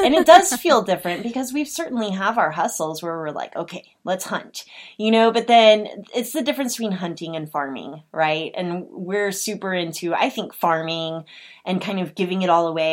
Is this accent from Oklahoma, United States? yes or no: yes; Oklahoma, United States; I'm from Oklahoma